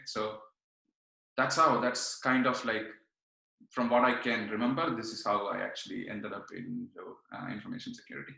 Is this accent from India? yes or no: yes; Kannur, Kerala, India; now in Montreal, Canada; I'm from Kerala. I'm from uh, Kannur uh, in Kerala. Uh, now I'm in Montreal